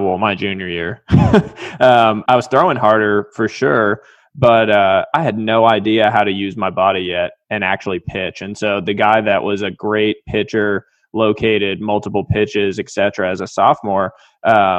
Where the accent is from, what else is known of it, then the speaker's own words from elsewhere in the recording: Weston, Massachusetts, United States; I was a kid from Weston, Massachusetts, tiny town, D3 school